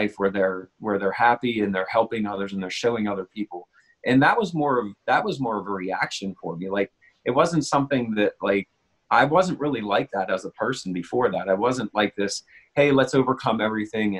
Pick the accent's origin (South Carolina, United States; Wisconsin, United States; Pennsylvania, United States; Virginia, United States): Pennsylvania, United States; Pittsburgh; I'm from Pittsburgh, Pennsylvania, in the United States